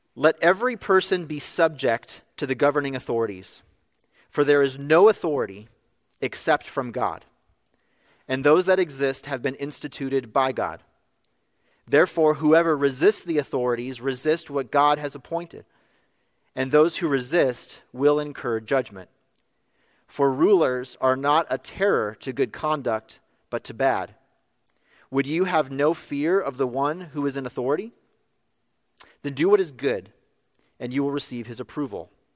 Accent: California, United States; in my home state of California

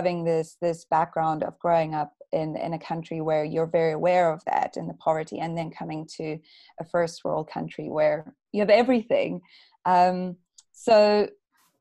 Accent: South Africa; moved away as an adult; now in United Kingdom; I'm originally from South Africa. So I grew up in a country where you're very aware that of your natural resources

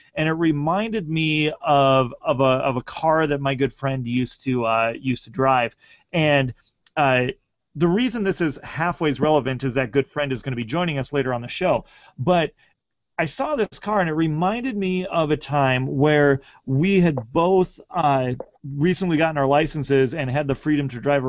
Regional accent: United States; mix that with some good old Coca-Cola Classic because I'm American and enjoying it.

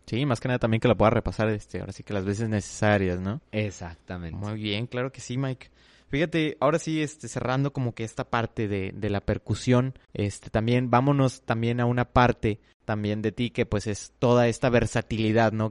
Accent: Monterrey, Nuevo León, Mexico; que de Monterrey

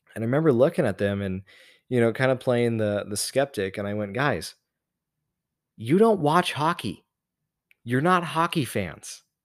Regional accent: Las Vegas, Nevada, United States; moved away; my hometown

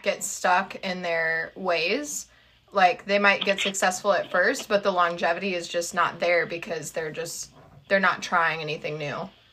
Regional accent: Midwest, United States; being from the Midwest

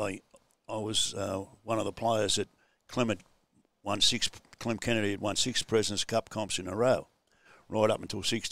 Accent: Sydney, New South Wales, Australia; I grew up in Enmore

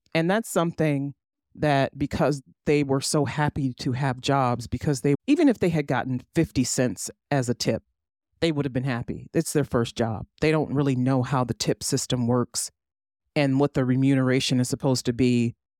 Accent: United States; As an American, as a U S citizen

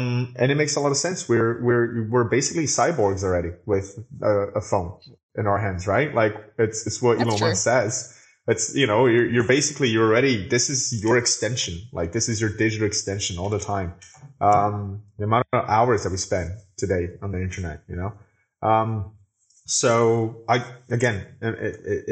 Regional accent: Brazil; I am from Brazil, so the internet here took a little bit longer to get here

